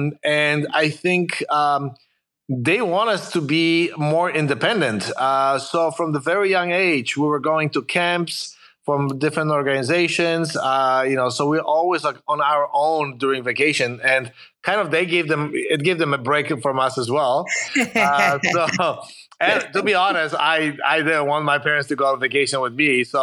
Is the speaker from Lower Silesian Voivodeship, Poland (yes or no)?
no; Warsaw, Masovian Voivodeship, Poland; English is a second language; moved away as an adult; also born or lived in Chicago, United States; now in California, United States; I'm originally from Poland, from Warsaw. But I've lived here in the U.S. for a little bit over 30 years, so it's been a while. But I came when I was a little bit over 20 years old, so that's why I couldn't lose my accent. I learned English when I came here